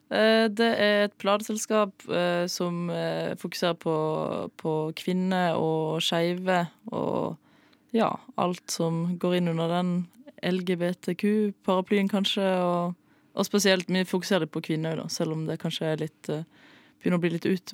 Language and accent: Norwegian; Flekkefjord, Agder, Norway; Flekkefjord, der jeg er fra.